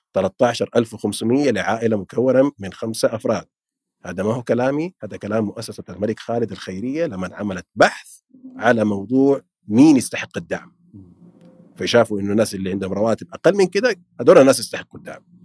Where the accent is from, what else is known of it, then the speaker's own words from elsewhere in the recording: Saudi Arabia; عندنا في السعودية